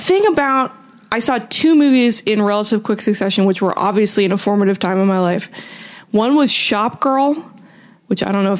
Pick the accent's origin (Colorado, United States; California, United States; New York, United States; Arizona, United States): California, United States; Southern; accent: California; I'm from Southern California, so I have an innate geographical vocal fry.